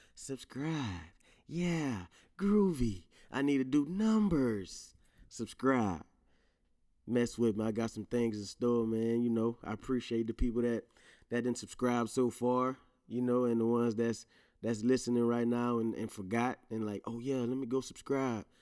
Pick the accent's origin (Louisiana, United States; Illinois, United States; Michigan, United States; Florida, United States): Louisiana, United States; accent: Louisiana; my Louisiana accent might come out heavy